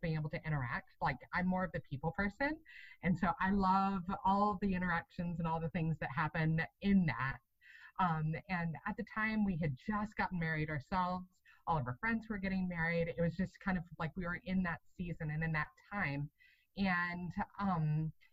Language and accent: English; Atlanta, Georgia, United States; also born or lived in Wisconsin; now in Georgia, United States; I'm from Atlanta originally. And so we ended up moving down to Georgia in 2015